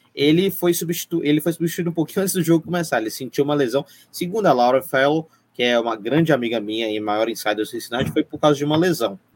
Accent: interior of Minas Gerais, Brazil; Eu sou mineiro do interior, quase capixaba

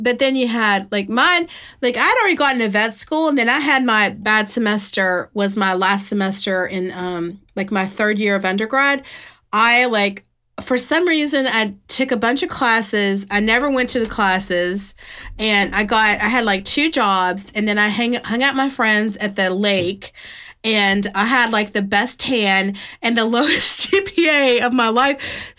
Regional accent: West Virginia, United States; I moved from West Virginia to Alabama, which was a culture shock. I thought I was from the South until I lived in Alabama.

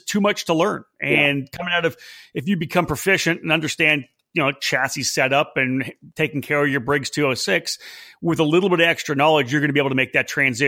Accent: Canada; I'm proud Canadian.

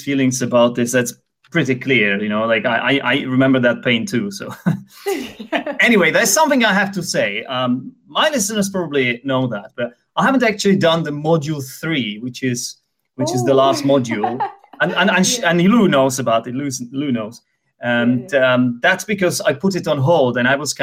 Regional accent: Prague, Czechia; English is a second language; moved away; also born or lived in England; I was born in Prague, and I lived there for some time, and I went to school there, so like the secondary school there as well

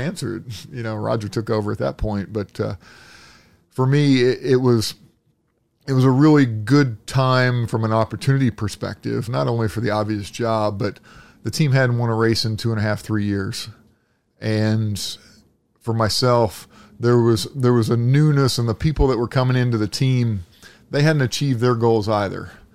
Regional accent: Indianapolis, Indiana, United States; I grew up here in Indianapolis as a kid

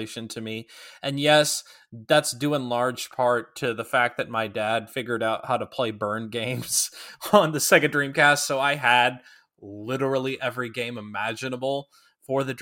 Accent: Minnesota, United States; growing up in Minnesota

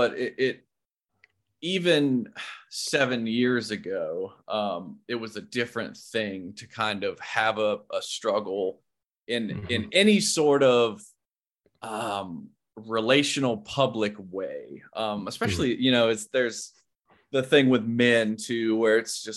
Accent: South Carolina, United States; moved away; I'm originally from South Carolina. So that was yes, everybody there is Christian

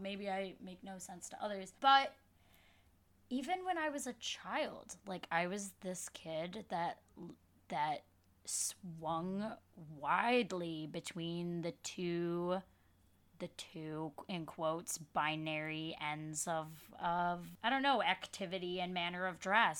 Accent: Dearborn, Michigan, United States; moved away as an adult; now in Brooklyn, United States; I grew up in Michigan, in Dearborn, Michigan, but now live in Brooklyn, New York.

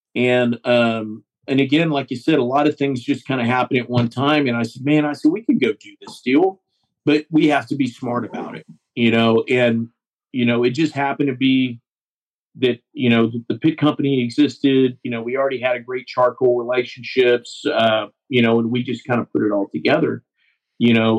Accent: Seguin, Texas, United States; I've got an office in my hometown of Seguin, which is between Austin and San Antonio, Texas

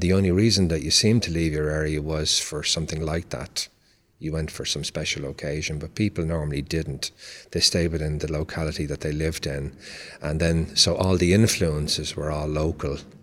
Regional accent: Dublin, Leinster, Ireland; moved away as an adult; now in United States; I was born in Dublin, Ireland

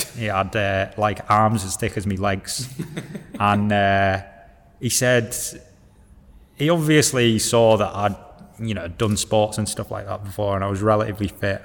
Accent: Hull, Yorkshire and the Humber, United Kingdom; moved away; also born or lived in Leeds / Paris, France; I'm from Hull.

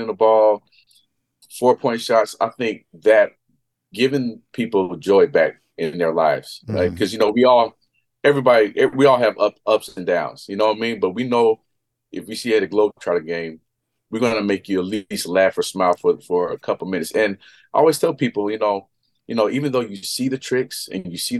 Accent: Las Vegas, Nevada, United States; in Vegas, my hometown

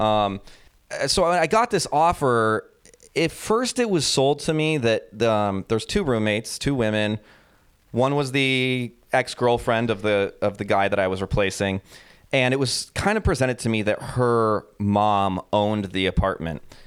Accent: United States; moved away as an adult; also born or lived in New York; now in Berlin, Germany; being an American

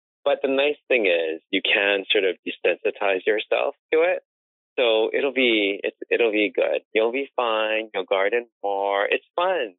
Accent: Honolulu, Hawaii, United States; moved away as an adult; also born or lived in Los Angeles / Tokyo / New York; I am from Oahu

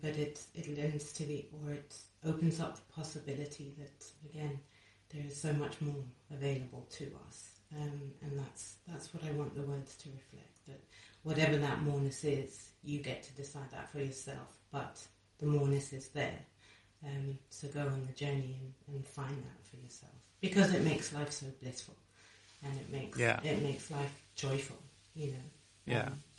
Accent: Kenya; I grew up in Kenya

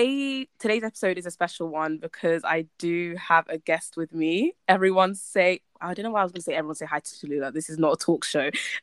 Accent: United Kingdom; it gives us a chance to celebrate just being Black, being Black British, just being Black, period.

